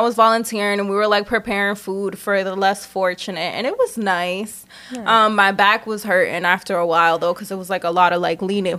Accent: Lowell, Massachusetts, United States; I'm driving through my hometown Lowell today

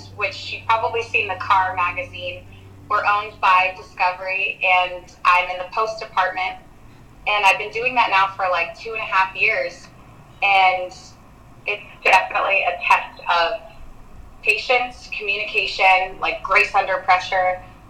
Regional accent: Danville, California, United States; I grew up in Danville

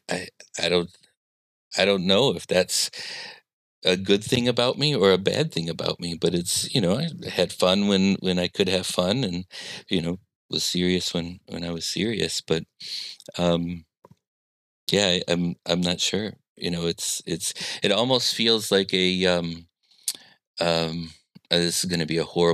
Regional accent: Midwest, United States; I'm a Midwesterner

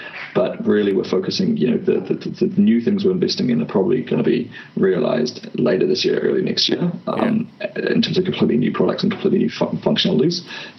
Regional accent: New Zealand; I'm from New Zealand.

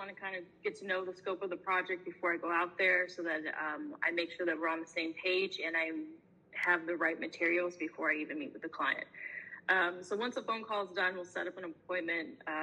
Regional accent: Indianapolis, Indiana, United States; moved away as an adult; now in Pittsburgh, United States; I'm from Indianapolis. That's where I was working, and, from South, Indiana, and the state as a whole. Like, I grew up there

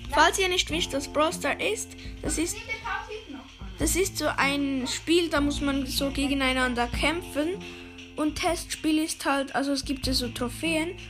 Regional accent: Switzerland; accent: Swiss German; aber ich bin eine Schweizer, darum kann ich nicht so gut.

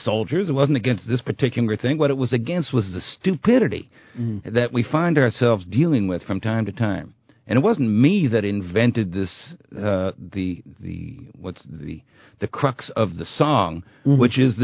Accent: New York City, New York, United States; moved away; I am from Brooklyn

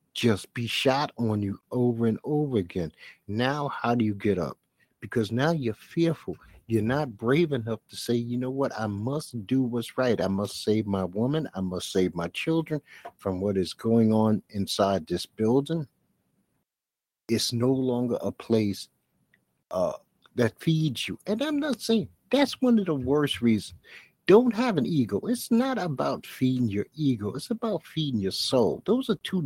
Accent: United States; I'm an American

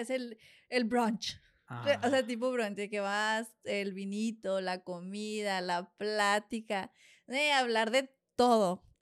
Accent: Monterrey, Nuevo León, Mexico; Y entre mis amigas, porque pues, como sabes, pues vine de Monterrey, allá era más de, vámonos de, de fiesta.

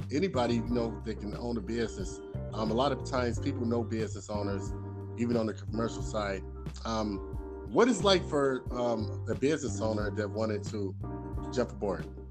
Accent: Chicago, Illinois, United States; I'm from Chicago

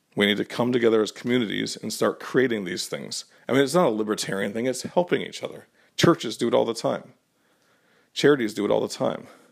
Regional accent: Connecticut, United States; when I was growing up in Connecticut

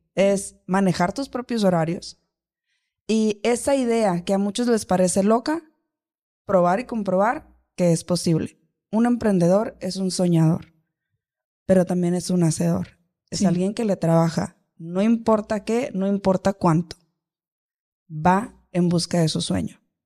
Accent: Los Mochis, Sinaloa, Mexico; now in Hermosillo, Mexico; soy de Los Mochis, Sinaloa, yo no soy de acá, de Hermosillo, de Sonora

